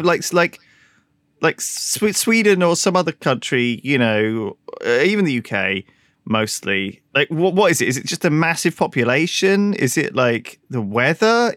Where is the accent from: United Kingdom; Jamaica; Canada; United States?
United Kingdom; as the British